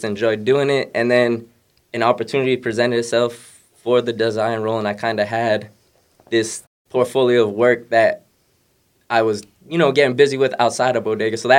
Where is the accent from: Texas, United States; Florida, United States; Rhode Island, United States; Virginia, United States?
Rhode Island, United States; Providence; moved away as an adult; also born or lived in East Providence / Pawtucket; now in Boston, United States; I'm from Rhode Island, Providence, East Providence, Pawtucket. The whole area, I've lived everywhere over there. I've been in Boston since college.